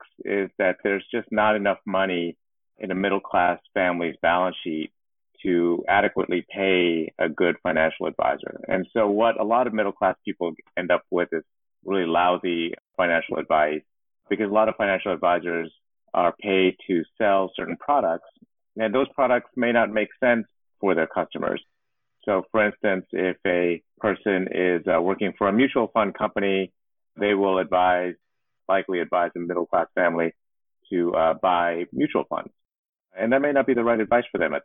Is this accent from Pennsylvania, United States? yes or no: no; Houston, Texas, United States; moved away as an adult; also born or lived in East Coast; Born and raised in Houston, Texas, into a middle-class family